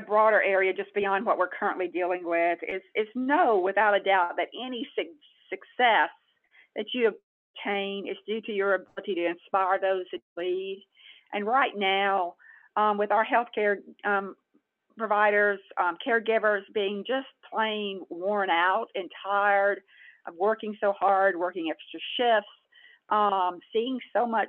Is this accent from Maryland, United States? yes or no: no; Texas, United States; I was born in Texas and I live in Texas